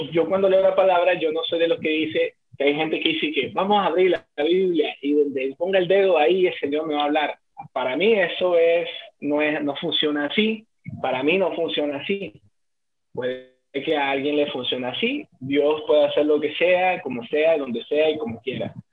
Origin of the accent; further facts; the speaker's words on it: Colombia; moved away; also born or lived in Bogotá; porque nosotros somos de Colombia